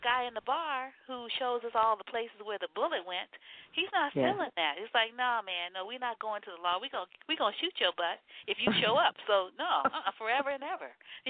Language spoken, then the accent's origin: English; New Orleans, Louisiana, United States; my family's in the Gulf. I'm from New Orleans